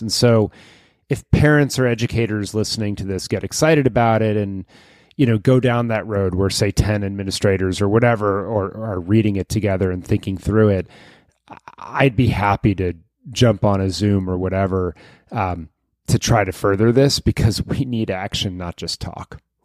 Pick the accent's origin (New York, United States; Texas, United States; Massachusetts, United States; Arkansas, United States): Massachusetts, United States; Lexington; my hometown of Lexington, Massachusetts